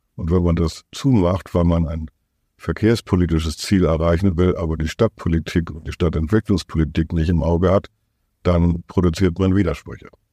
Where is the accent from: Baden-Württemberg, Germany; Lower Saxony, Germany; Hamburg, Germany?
Hamburg, Germany; unser Selbstverständnis als Hamburger